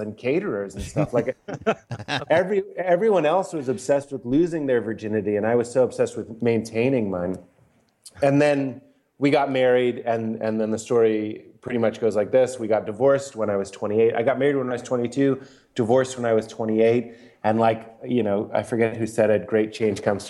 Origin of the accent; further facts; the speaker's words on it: Lexington, Massachusetts, United States; I grew up outside of Boston in Lexington, Massachusetts